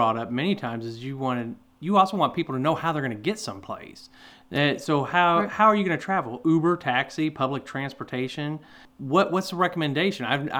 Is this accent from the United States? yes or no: yes; United States; as an American